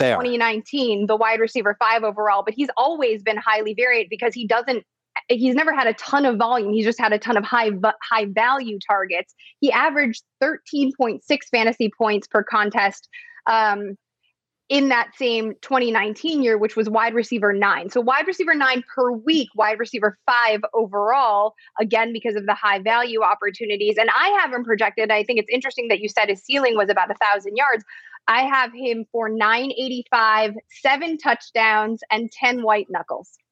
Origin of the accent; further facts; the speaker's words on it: Chicago, Illinois, United States; I grew up in Chicago